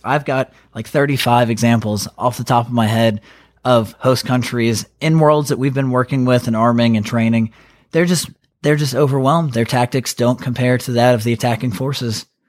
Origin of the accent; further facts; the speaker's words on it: North Carolina, United States; I was born and raised in North Carolina.